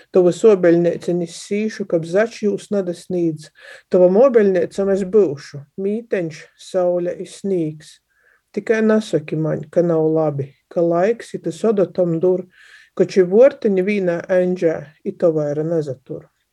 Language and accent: Latvian; Latgale, Latvia; accent: Latgalian; first language Latgalian; Sātā mēs runājam latgaļiski par to, ka visiem tā bija vienkāršāk, visi runā latgaļiski, līdz ar to te ir mana, nu kā, pirmo vai otro vai vienīgo dzimto valodai